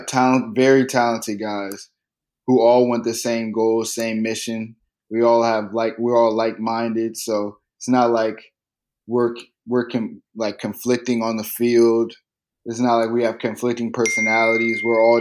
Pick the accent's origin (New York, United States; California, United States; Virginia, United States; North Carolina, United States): Virginia, United States; since I've lived in Virginia, and I've lived in Virginia for a while